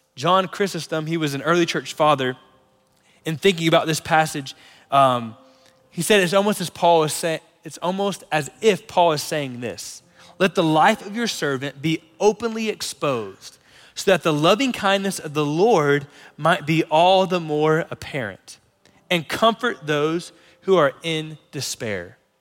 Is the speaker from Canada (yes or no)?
no; North Florida, United States; moved away; Lauren and I grew up in North Florida